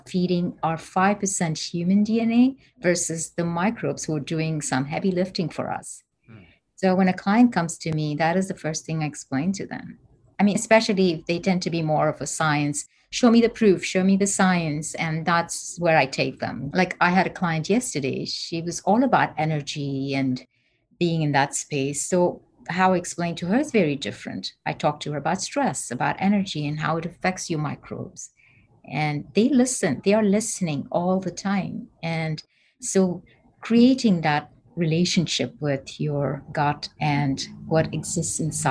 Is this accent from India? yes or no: yes; Bangalore, Karnataka, India; moved away as an adult; now in United States; I'm from India.